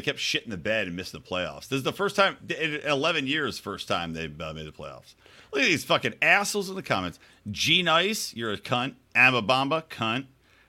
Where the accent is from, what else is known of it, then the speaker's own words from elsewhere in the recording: Philadelphia, Pennsylvania, United States; We're Philly, fucking Philly. No one likes us. We don't care. We're from Philly, fucking Philly.